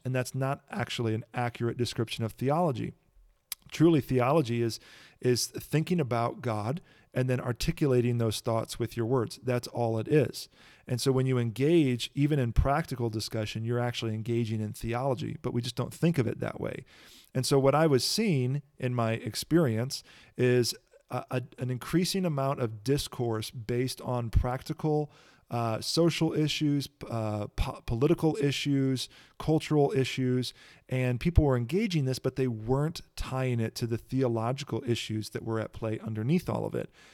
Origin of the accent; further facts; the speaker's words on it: Kankakee, Illinois, United States; I grew up in Kankakee, Illinois